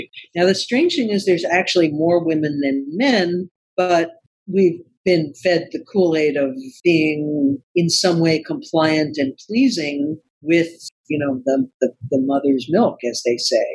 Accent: the South, United States; I'm from the South and I love the South

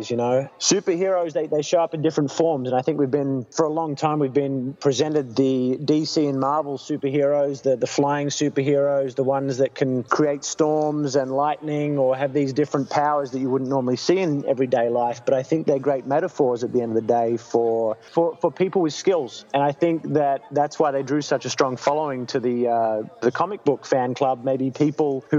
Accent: Australia; as an Australian

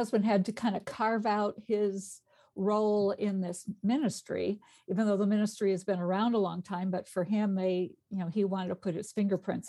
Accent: Chicago, Illinois, United States; moved away as an adult; also born or lived in Arkansas; I grew up in Chicago and went to college at Eastern Illinois University

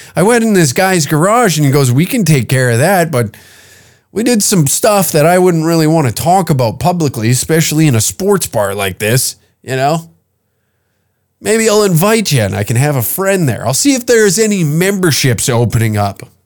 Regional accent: Canada; me as a Canadian

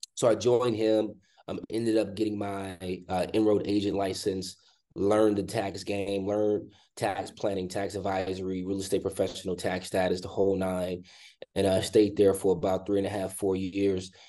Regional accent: Chicago, Illinois, United States; born and raised in Chicago, Illinois

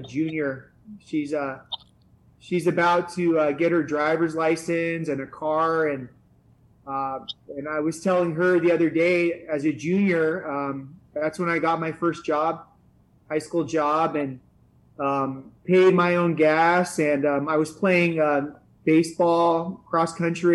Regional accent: San Francisco, California, United States; now in Temecula, United States; I grew up in San Francisco

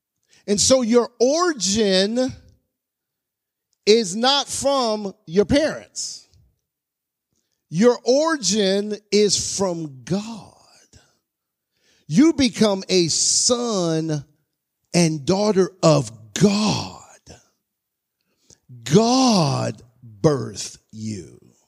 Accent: Mississippi, United States; born there; also born or lived in California / Alaska / Texas; now in North Carolina, United States; I was born in Mississippi, moved to California, moved to Alaska, moved to California, moved to Texas. Now I'm in North Carolina.

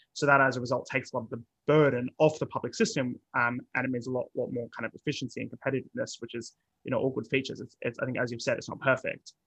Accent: Australia; now in United Kingdom; as an Australian

